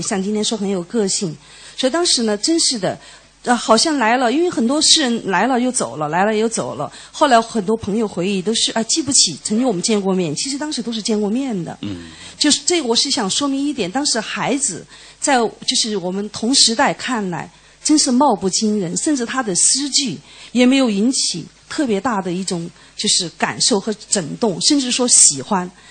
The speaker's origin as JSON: {"language": "Chinese", "town": "Chengdu", "region": "Sichuan", "country": "China", "said": "因为我是四川人，成都人"}